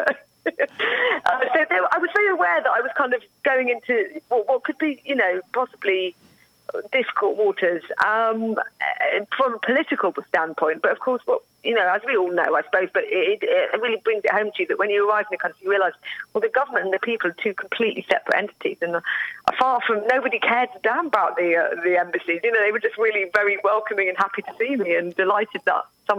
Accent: United Kingdom

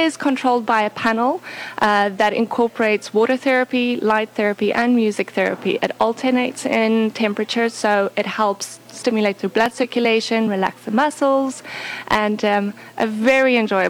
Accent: South Africa; moved away; I'm originally from South Africa.

